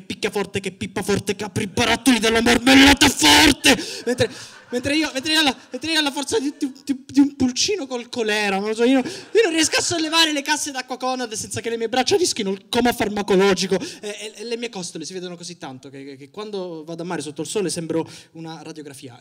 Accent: Sicily, Italy; ho 25 anni, sono siciliano

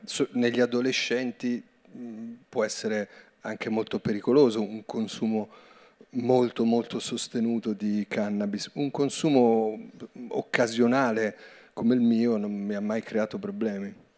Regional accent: Vedano al Lambro, Lombardy, Italy; le medie sono andato alla scuola pubblica di Vedano all'Ambro

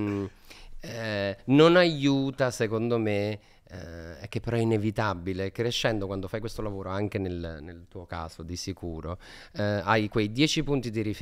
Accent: Campania, Italy; se da campano guardi Troisi, dentro di te uh, diciamo nasce l'idea che non, non, c'è altro modo di far ridere

